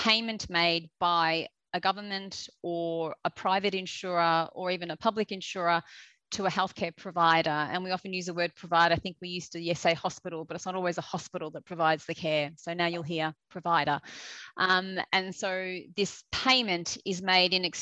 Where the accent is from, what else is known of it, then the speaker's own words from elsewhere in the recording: Australia; accent: Australian; moved away as an adult; now in United Kingdom; I'm an Australian, which you will hear very quickly with the accent.